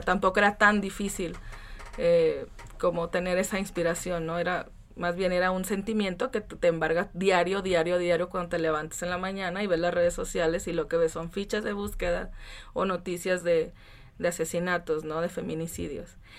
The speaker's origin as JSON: {"language": "Spanish", "town": "Francisco Madero", "region": "Coahuila", "country": "Mexico", "said": "yo vengo de Coahuila, de un lugar que se llama Francisco Madero, de muy chiquito, de Chávez. Está cerquita de Torreón."}